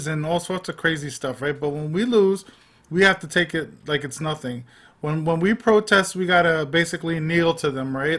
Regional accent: New York, United States; I grew up in Manhattan

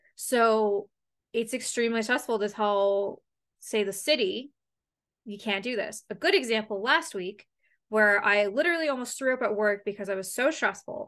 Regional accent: London, Ontario, Canada; moved away; this town loves hockey and that's, like, my hometown.

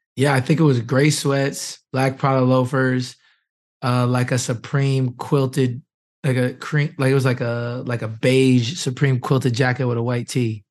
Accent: Wisconsin, United States; now in Indianapolis, United States; I'm from Wisconsin

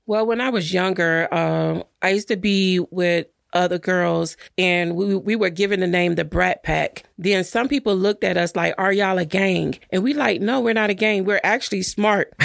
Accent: Miami Gardens, Florida, United States; I'm from Carroll City

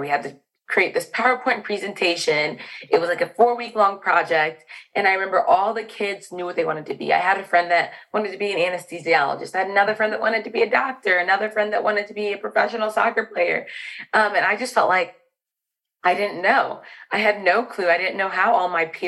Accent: Fort Wayne, Indiana, United States; also born or lived in Chicago, Illinois; So I grew up in Fort Wayne, Indiana. Born in Chicago, Illinois. But we moved when we were about two to Fort Wayne

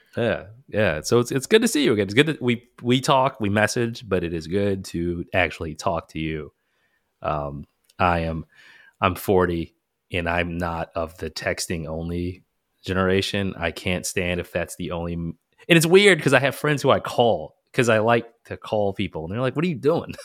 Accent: United States; we may have been the only couple from the U S

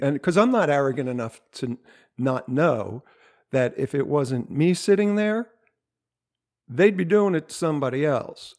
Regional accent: New Jersey, United States; I'm from South Jersey

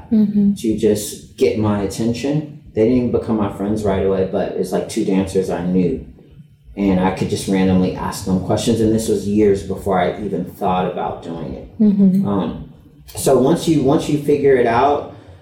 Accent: Los Angeles, California, United States; I'm from Los Angeles

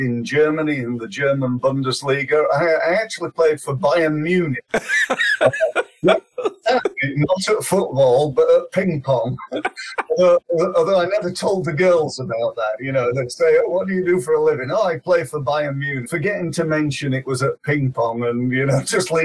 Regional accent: Sheffield, Yorkshire and the Humber, United Kingdom; I come from Sheffield originally, and being a young boy in Sheffield, we did okay.

